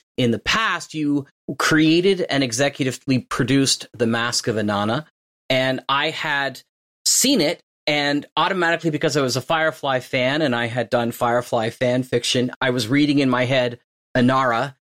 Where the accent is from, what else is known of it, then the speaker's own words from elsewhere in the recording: Fergus, Ontario, Canada; Even though he settled in my hometown of Fergus.